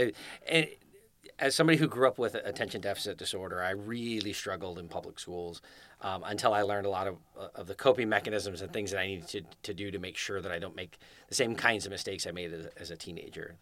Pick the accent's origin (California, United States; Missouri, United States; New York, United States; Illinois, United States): California, United States; Scotts Valley; moved away as an adult; also born or lived in Fresno, California / Clovis, California / Davis, California; now in Rancho Cordova, United States; I grew up in Santa Cruz. I grew up in Scotts Valley, which is the last town before you hit Santa Cruz